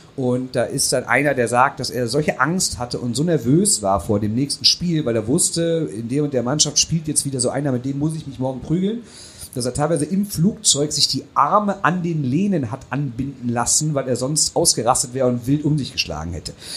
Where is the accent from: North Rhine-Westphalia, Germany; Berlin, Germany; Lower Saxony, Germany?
North Rhine-Westphalia, Germany; Düsseldorf; als Düsseldorfer